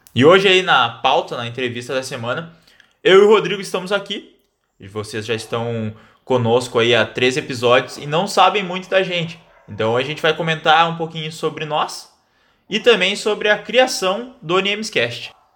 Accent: Santa Maria, Rio Grande do Sul, Brazil; sou natural aqui de Santa Maria

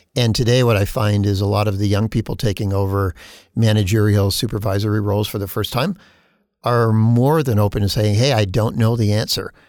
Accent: Canada; as a Canadian

